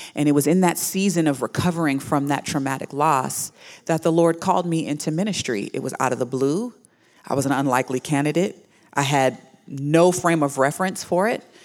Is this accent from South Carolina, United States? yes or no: no; Houston, Texas, United States; I was born in Houston, Texas.